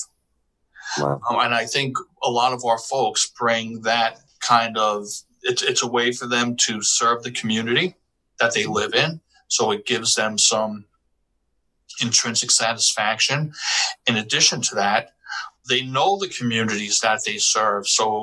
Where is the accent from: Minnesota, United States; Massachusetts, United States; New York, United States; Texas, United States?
New York, United States; New York City; also born or lived in Bronx; I grew up in Washington Heights, in the Washington Heights section of Manhattan